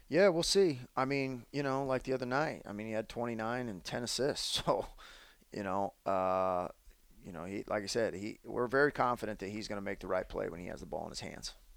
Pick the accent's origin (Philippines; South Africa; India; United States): United States; Phoenix, Arizona; now in Portland, United States; being born in Phoenix and and living there for quite some time